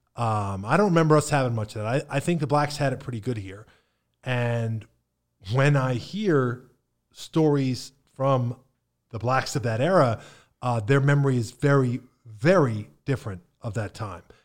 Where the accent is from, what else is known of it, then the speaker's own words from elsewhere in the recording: Pennsylvania, United States; now in Bradenton, United States; I grew up in Appalachia